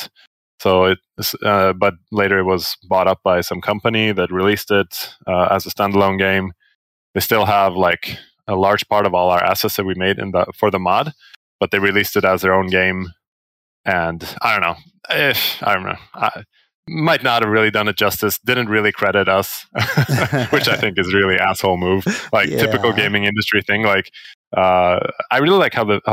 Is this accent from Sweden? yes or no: yes; Sweden; I'm from Sweden.